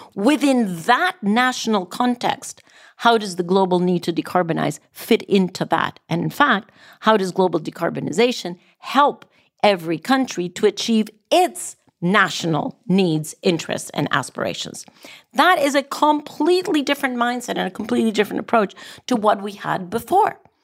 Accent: Costa Rica; even in Costa Rica, my home country

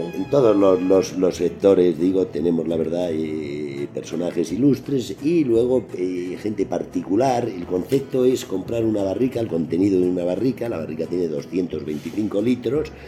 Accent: Spain; Yo vengo de España

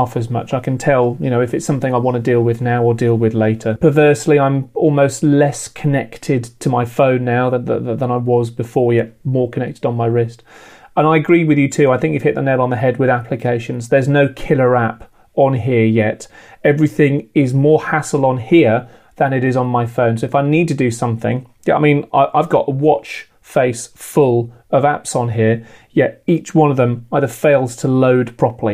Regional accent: United Kingdom; I'm British

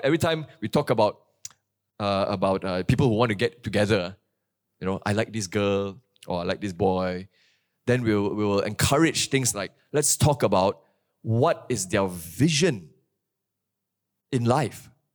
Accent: Kuantan, Pahang, Malaysia; moved away; my hometown in Kuantan

